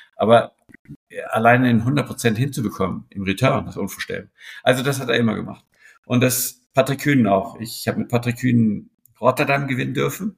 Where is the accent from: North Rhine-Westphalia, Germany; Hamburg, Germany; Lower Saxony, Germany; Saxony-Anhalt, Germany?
Hamburg, Germany; moved away; also born or lived in Switzerland; ich als Hamburger